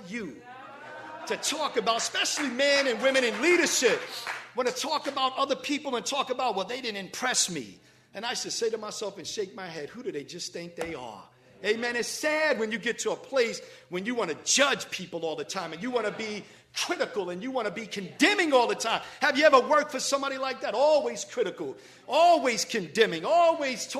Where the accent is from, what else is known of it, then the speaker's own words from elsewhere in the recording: New York City, New York, United States; moved away; growing up in the Bronx